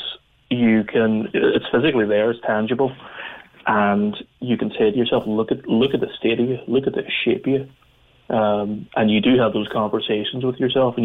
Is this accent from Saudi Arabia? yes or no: no; Northern Ireland, United Kingdom; growing up in Northern Ireland